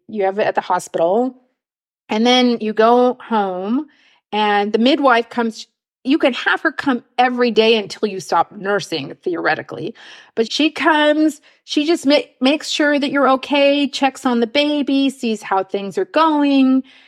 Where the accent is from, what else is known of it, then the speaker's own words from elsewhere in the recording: Los Angeles, California, United States; moved away as an adult; also born or lived in Oakland, United States; now in Munich, Germany; I grew up in Los Angeles